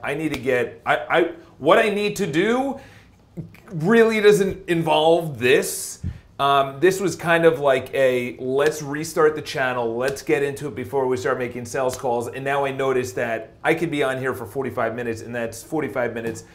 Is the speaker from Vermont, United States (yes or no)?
no; New York, United States; accent: New York; my New York accent